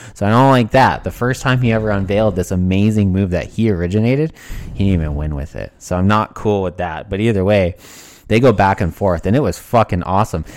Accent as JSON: {"language": "English", "town": "Burnaby", "region": "British Columbia", "country": "Canada", "said": "I'm from Burnaby, British Columbia."}